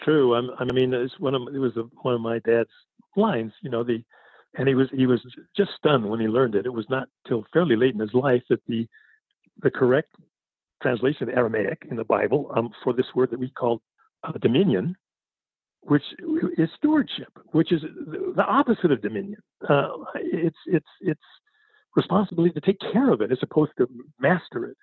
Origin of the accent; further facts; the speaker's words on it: Berkeley, California, United States; I grew up in Berkeley during the People's Park and the and the Mario Savio movement